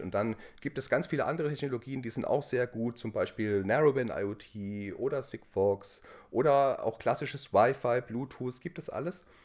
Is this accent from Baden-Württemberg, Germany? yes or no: yes; Heidelberg, Baden-Württemberg, Germany; accent: Kurpfälzisch; moved away as an adult; now in Hamburg, Germany; ich bin gebürtiger ähm, Heidelberger oder Lohmener. Ja. Also wo ich herkomme, da schwätze ich mir so. Ja. ja. Und also so ein bisschen kurpfälzisch